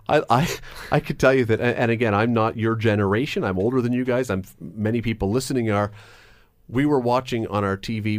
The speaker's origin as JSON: {"language": "English", "town": "Toronto", "region": "Ontario", "country": "Canada", "tie": "born or raised there", "said": "when I was a little tiny kid growing up in Toronto"}